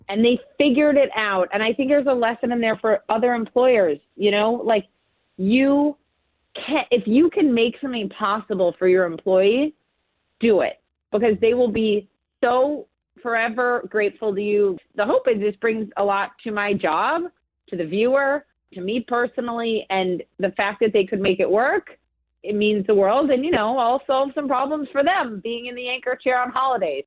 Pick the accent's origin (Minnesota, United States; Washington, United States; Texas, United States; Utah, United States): Minnesota, United States; now in Brooklyn, United States; my hometown of Minnesota. Home state of Minnesota